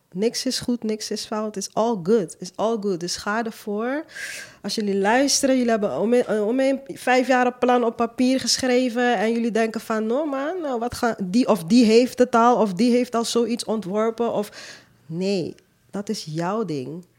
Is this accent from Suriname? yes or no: yes; Suriname; moved away as an adult; now in Netherlands; Ik kom zelf uit Suriname, ik ben daar geboren, ik heb tot mijn 23ste gewoond